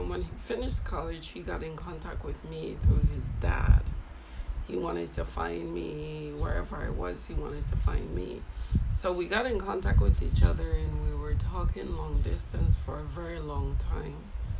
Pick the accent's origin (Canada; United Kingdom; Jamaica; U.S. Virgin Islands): U.S. Virgin Islands; St. Croix; also born or lived in St. Martin; Your dad and I met when I was 11 years old, living in St. Croix.